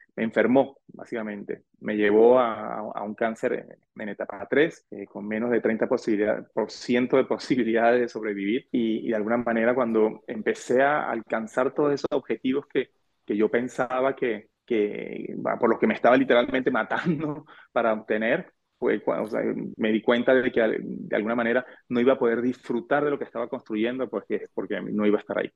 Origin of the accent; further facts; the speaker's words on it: Venezuela; moved away as an adult; also born or lived in Argentina; now in France; mi padre es venezolano